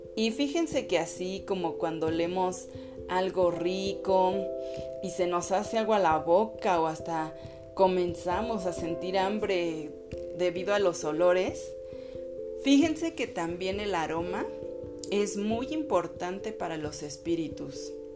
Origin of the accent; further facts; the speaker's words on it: Mexico; soy mexicana